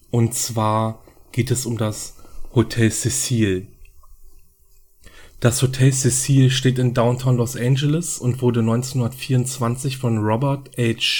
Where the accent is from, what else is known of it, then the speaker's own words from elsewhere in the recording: Berlin, Germany; ich komme aus Berlin.